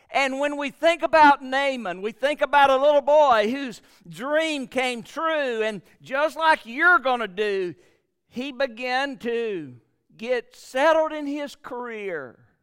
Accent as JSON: {"language": "English", "town": "Gadsden", "region": "Alabama", "country": "United States", "tie": "born or raised there", "lives_now": "Prattville, United States", "said": "I live in Prattville, which is about two hours from Gadsden, but I was raised in Gadsden, Alabama."}